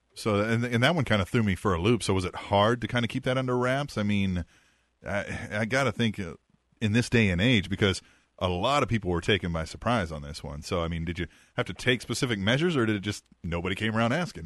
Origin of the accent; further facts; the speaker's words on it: Manhattan, Kansas, United States; was born and raised in Manhattan, Kansas myself